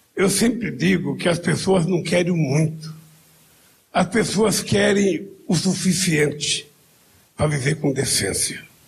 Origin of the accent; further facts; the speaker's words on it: Pernambuco, Brazil; não sou baiano, sou pernambucano